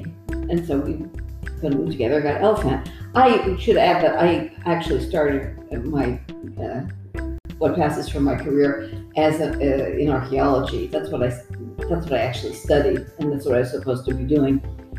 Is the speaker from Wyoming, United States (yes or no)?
no; New York City, New York, United States; moved away as an adult; now in Rome, Italy; I'm originally from the middle of Manhattan, but I have lived in Rome for a long time.